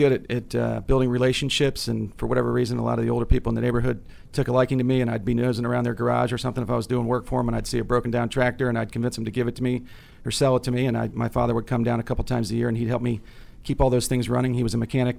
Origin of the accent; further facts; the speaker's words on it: Northern Virginia, United States; also born or lived in Connecticut; I was born in Connecticut. We moved to Northern Virginia